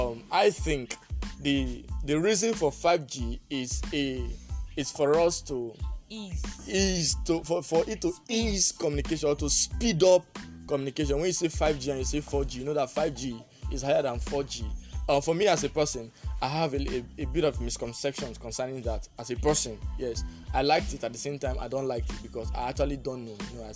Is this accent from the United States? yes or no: no; Nigeria; as a Nigerian student